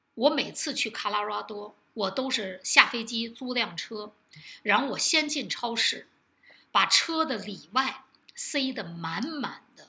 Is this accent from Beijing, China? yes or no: yes; Beijing, China; 我为什么不能保留北京人呢